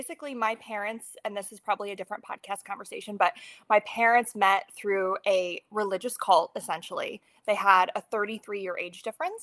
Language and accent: English; Ohio, United States; moved away as an adult; also born or lived in New York City, New York; now in Stillwater, United States; I'm originally from Ohio. Right out of high school, I moved to New York City